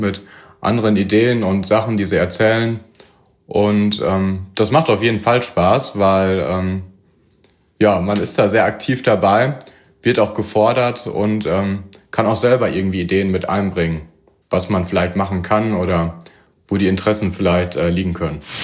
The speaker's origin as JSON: {"language": "German", "town": "Münster", "region": "North Rhine-Westphalia", "country": "Germany", "moved": "as an adult", "lives_now": "Chemnitz, Germany", "said": "Ich komme eigentlich aus Münster"}